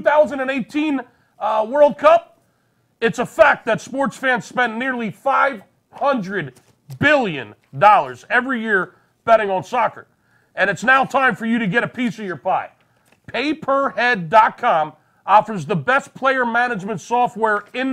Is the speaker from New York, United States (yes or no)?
no; Philadelphia, Pennsylvania, United States; I'm from Philly